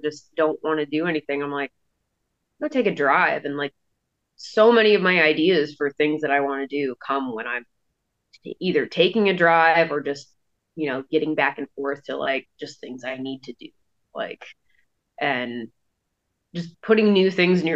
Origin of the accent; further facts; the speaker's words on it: Pennsylvania, United States; moved away as an adult; also born or lived in Colorado / Savannah, Georgia / Jackson, Wyoming; now in Washington, United States; I grew up in Pennsylvania.